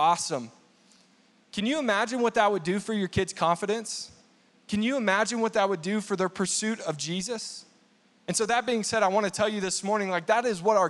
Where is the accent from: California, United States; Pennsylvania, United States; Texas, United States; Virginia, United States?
Texas, United States; now in Colorado Springs, United States; when I was growing up in Texas